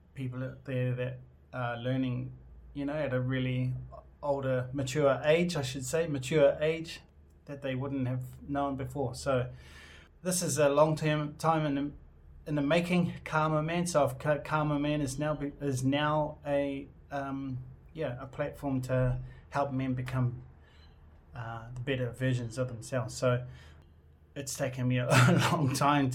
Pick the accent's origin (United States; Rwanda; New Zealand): New Zealand; I'm from New Zealand. I identify as being New Zealand Māori.